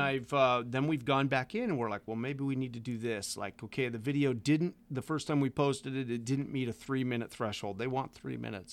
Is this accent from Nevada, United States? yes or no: yes; Las Vegas, Nevada, United States; moved away; I grew up in Las Vegas